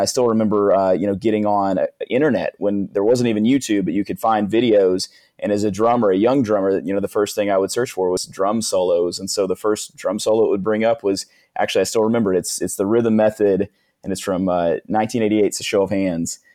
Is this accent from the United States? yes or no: yes; Northeast Arkansas, United States; what I was raised on in Northeast Arkansas